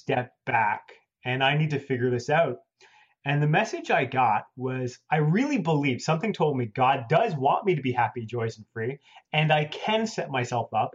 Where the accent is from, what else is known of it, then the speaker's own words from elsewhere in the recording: Toronto, Ontario, Canada; moved away as an adult; now in United States; I'm from Toronto, Canada. When I lived in Canada